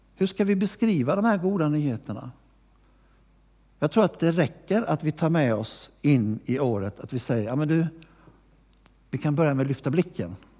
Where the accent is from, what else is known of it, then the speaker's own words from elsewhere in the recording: Gnosjö, Jönköping County, Sweden; moved away; also born or lived in Växjö; jag har inte bott i Växjö så länge men jag har vuxit upp i Gnosjö